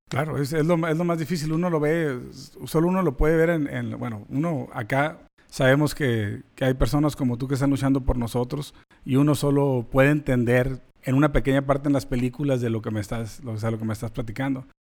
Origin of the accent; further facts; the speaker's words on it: Mexico; now in United States; we're Mexicans